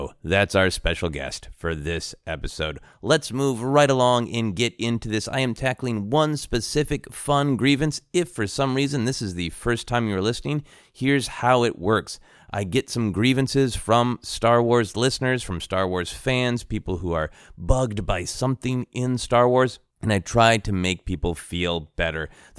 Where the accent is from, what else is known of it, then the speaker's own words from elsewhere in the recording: Minneapolis, Minnesota, United States; I am from Minneapolis, Minnesota, the Twin Cities, and there is a local grocery store called The Wedge.